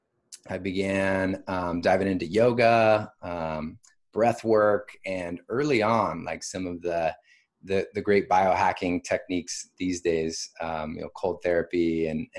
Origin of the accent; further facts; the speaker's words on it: Washington, United States; also born or lived in Bay Area, California; now in Austin, United States; I'm from Washington State originally, had a pretty big family